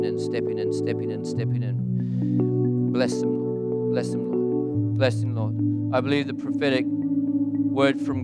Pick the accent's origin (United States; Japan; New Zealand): New Zealand; moved away as an adult; now in Melbourne, Australia; I live in Australia, lived there for 24 years, lived here for 20 years. I'm a Kiwi, Aussie, Quasi, except when the All Blacks, then I'm a Kiwi